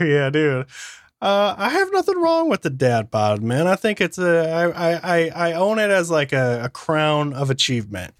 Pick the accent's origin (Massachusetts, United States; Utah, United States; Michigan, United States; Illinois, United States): Michigan, United States; moved away; I grew up in Michigan